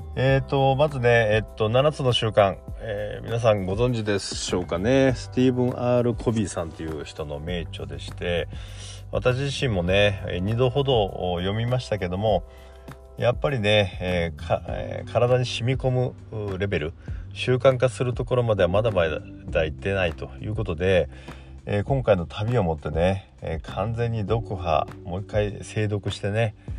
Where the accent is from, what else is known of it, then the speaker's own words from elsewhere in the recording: Miyazaki, Japan; moved away; 私の故郷宮崎なんですけども